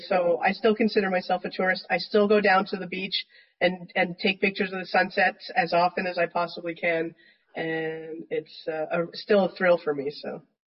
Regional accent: Canada; also born or lived in United States; I'm from Canada, been in the states

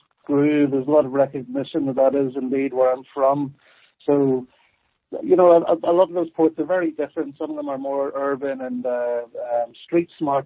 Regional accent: Newtownabbey, near Belfast, Northern Ireland, United Kingdom; moved away as an adult; also born or lived in Dublin, Ireland; now in Edinburgh, United Kingdom; I was born in Newtownahr, just outside of Belfast

